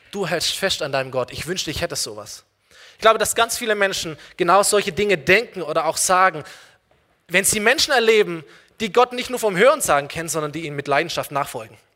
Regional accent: Aalen, Baden-Württemberg, Germany; Aalen ist meine Heimatstadt, komm, wir fahren hin eine Stunde

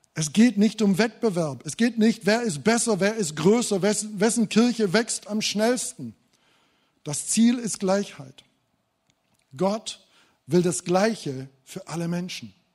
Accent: Thuringia, Germany; bei uns in Thüringen

